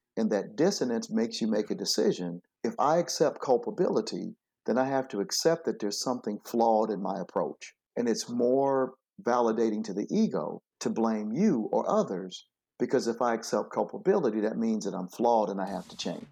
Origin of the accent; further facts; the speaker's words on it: Flint, Michigan, United States; I grew up in Flint, Michigan